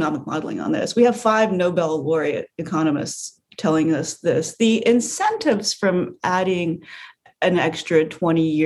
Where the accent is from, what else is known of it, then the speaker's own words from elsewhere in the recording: United States; As an American